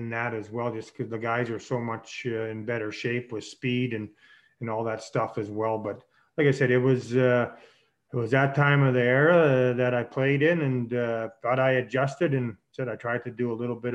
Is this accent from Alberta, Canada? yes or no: no; Saskatchewan, Canada; as a kid growing up in Saskatchewan